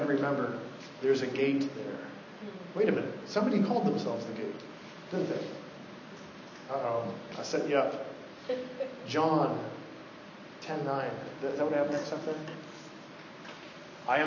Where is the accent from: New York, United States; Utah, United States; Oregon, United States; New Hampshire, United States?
Oregon, United States; I'm from Oregon. I was born in the late 70s